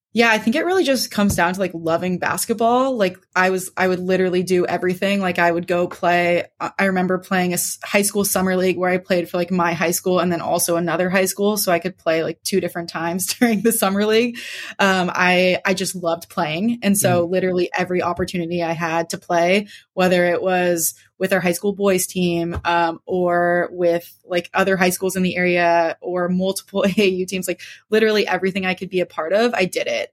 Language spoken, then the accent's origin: English; San Carlos, California, United States; now in Claremont, United States; I grew up on the peninsula. Um, most people are vaguely familiar with uh, Redwood City, Palo Alto area. It's about 30 to 40 minutes south of San Francisco. Um, so, as you read, I went to Sequoia High School, which is a big public school right in the middle of Redwood City and grew up in a town just north of there called San Carlos